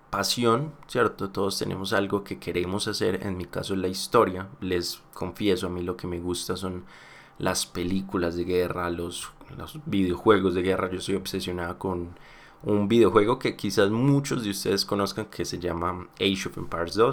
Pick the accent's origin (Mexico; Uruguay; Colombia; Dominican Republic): Colombia; Puede que yo hable muy, muy acá. ¿cómo Es que yo soy muy colombiano y tengo palabras muy colombianas.